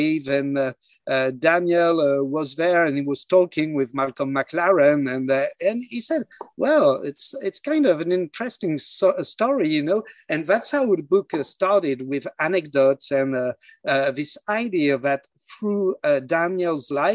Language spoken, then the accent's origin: English; near Lille, Hauts-de-France, France; I was born near Lille in the north of France